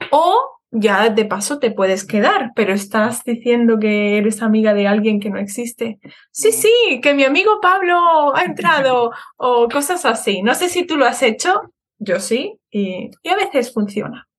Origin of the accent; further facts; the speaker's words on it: Seville, Andalusia, Spain; moved away as an adult; also born or lived in Madrid; now in Birmingham, United Kingdom; yo em, he nacido en Madrid, pero he vivido casi toda mi vida en Sevilla